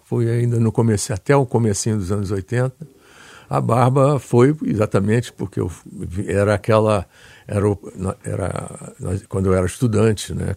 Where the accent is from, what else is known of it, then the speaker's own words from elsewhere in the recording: Rio de Janeiro, Brazil; moved away; also born or lived in United States; do Andaraí e da Tijuca, que são bairros da Zona Norte, onde eu me criei